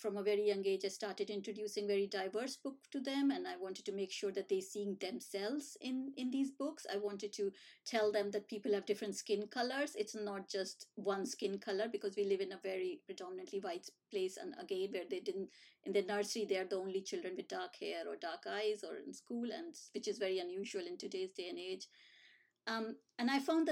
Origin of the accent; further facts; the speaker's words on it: India; moved away as an adult; now in United Kingdom; when I was growing up in India.